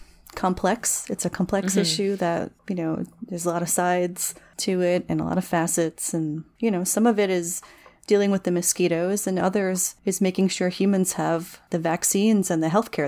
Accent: New Jersey, United States; I grew up in the Pine Barrens of New Jersey, which is this gorgeous pine forest, kind of wetlandy.

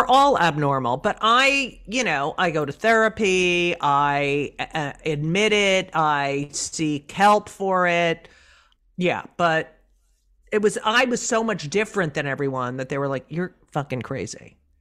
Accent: Clark, New Jersey, United States; also born or lived in Elizabeth, New Jersey; in New Jersey, in Clark

